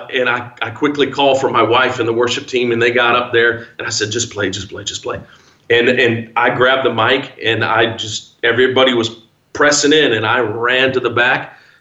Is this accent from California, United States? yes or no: no; Zion, Illinois, United States; born or raised there; moved away as an adult